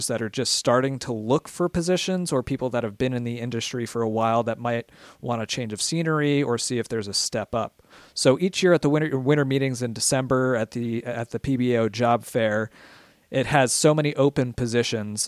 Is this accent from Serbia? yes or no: no; Philadelphia, Pennsylvania, United States; moved away as an adult; I'm from Philadelphia originally